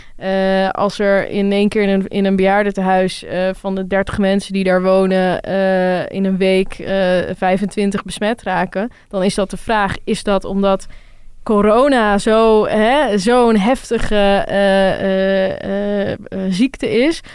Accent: Rotterdam, South Holland, Netherlands; Ik kom uit Rotterdam

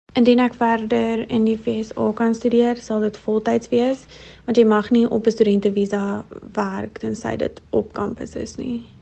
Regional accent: Free State, South Africa; moved away as an adult; also born or lived in United States; Ek is 26 en oorspronklik van die Vrystaat af.

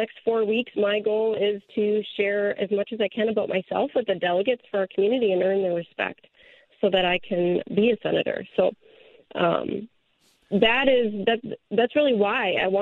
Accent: Maple Grove, Minnesota, United States; also born or lived in Albertville, Minnesota; I grew up in the Maple Grove area, so I didn't go very far from where I grew up

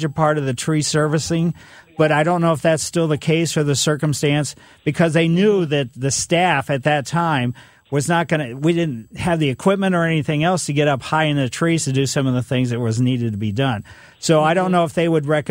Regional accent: Ellisville, Missouri, United States; Growing up in Ellisville, you know, we had a pretty big yard

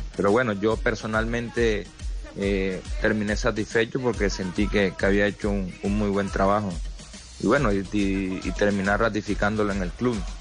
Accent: Colombia; moved away; also born or lived in Argentina

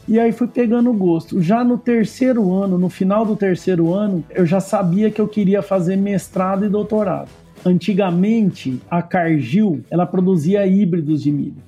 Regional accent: Nipoã, São Paulo, Brazil; also born or lived in São José do Rio Preto / Monte Aprazível; E eu nasci em Rio Preto, mas eu só nasci e fui morar numa cidade pequena, próximo de Rio Preto, que chama Nipuã porque minha mãe é, foi professora ali.

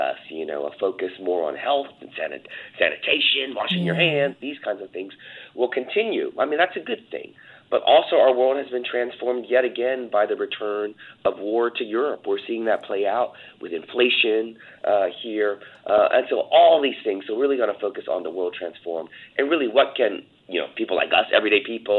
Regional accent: United States; as an American

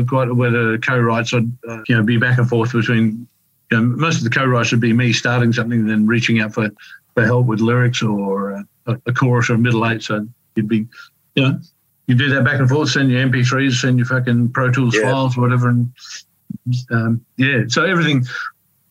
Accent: Alice Springs, Northern Territory, Australia; my hometown of Alice Springs

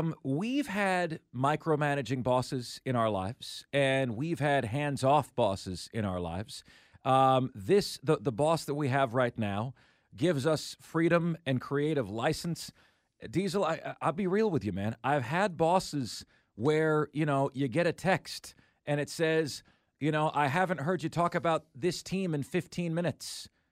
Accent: Tampa, Florida, United States; I grew up in and around the Tampa area, grew up a Buccaneers fan

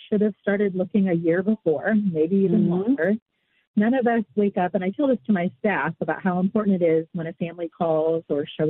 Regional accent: Pacific Northwest, United States; born and raised in the Pacific Northwest by my grandmother

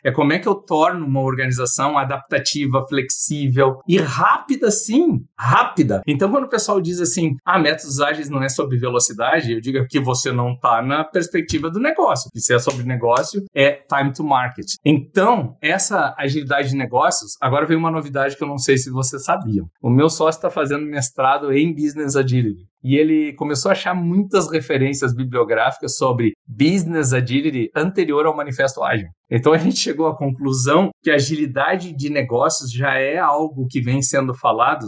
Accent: Porto Alegre, Rio Grande do Sul, Brazil; moved away as an adult; also born or lived in São Paulo; eu sou de Porto Alegre, mas eu estava fazendo mestrado na Universidade de São Paulo

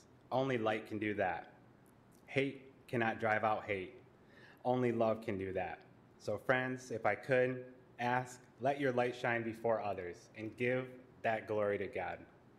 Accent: Kalamazoo, Michigan, United States; I'm proud to say that I'm from Kalamazoo, Michigan.

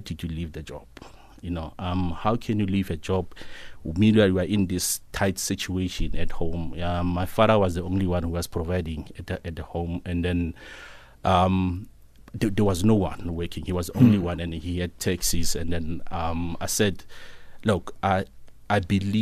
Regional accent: Rustenburg, North West, South Africa; moved away as an adult; now in Pretoria, South Africa; I'm from Rustenburg, my hometown in Mabiskral.

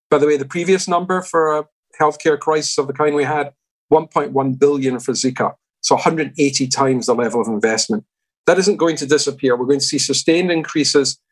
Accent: Glasgow, Scotland, United Kingdom; my hometown of Glasgow

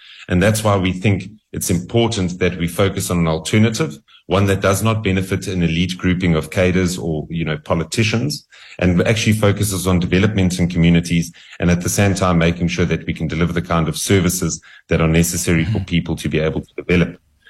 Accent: South Africa; I think it's an essential question to answer as a South African policymaker

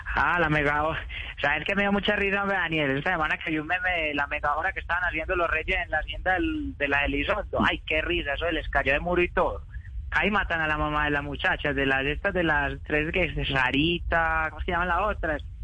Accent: Paisa, Antioquia, Colombia; los paisas hablamos de frente

